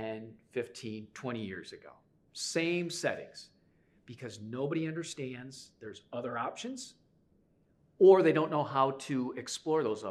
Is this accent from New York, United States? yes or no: no; Chicago, Illinois, United States; I'm from Chicago